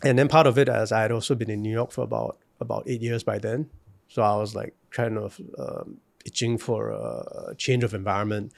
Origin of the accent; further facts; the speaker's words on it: Singapore; moved away; as a Singaporean